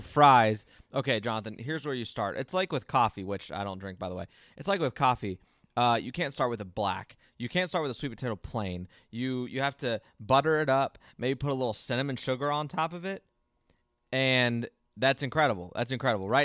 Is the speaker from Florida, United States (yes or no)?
yes; Ocala, Florida, United States; my hometown of Ocala, Florida